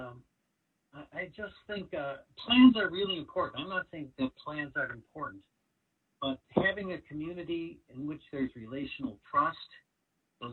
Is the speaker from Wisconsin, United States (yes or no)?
no; Chicago, Illinois, United States; We grew up on the South Side